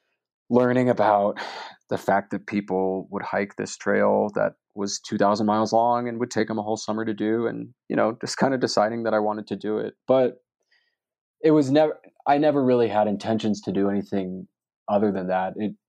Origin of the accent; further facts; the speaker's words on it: Maryland, United States; Growing up in Maryland on the East Coast, if you were getting involved in outdoor things, hiking, riding, you know, anything like that, the Appalachian Mountains were where you went